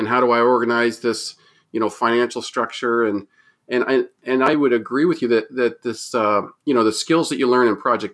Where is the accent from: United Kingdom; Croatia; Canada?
Canada; Moncton, New Brunswick; I'm from Moncton, New Brunswick